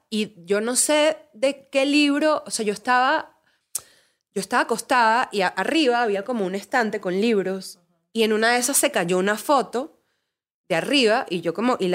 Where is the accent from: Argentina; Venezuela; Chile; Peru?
Venezuela; moved away; vengo de Venezuela y tuve que salir de Venezuela tipo por eso.